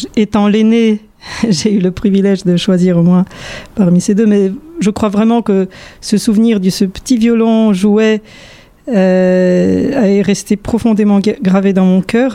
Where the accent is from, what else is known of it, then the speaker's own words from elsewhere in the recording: Warsaw, Masovian Voivodeship, Poland; moved away as an adult; also born or lived in France / United States / Bordeaux, France; now in Montpellier, France; j'ai vécu une grande partie de mon enfance à Varsovie